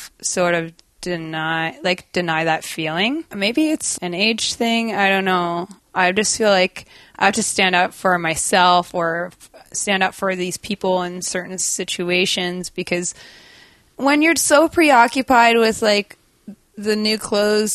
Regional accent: Durham, North East England, United Kingdom; I was born in England, in Durham, England

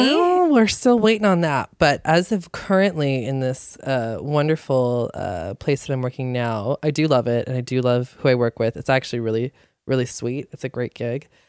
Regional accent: Squamish, British Columbia, Canada; I grew up in Squamish

